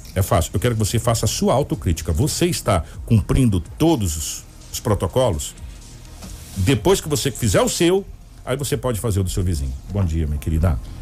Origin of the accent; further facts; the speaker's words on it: Brazil; nós brasileiros